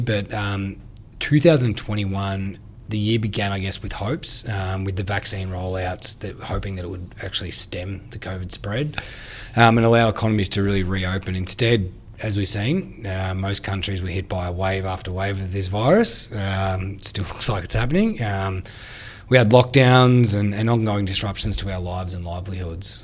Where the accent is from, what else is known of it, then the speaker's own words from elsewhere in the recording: Australia; I've seen it in my hometown